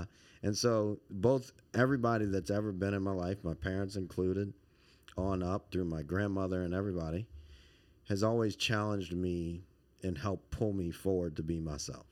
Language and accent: English; Montgomery County, Maryland, United States; also born or lived in Baton Rouge, Louisiana / Washington, D.C.; most of my formative years were here in Montgomery County.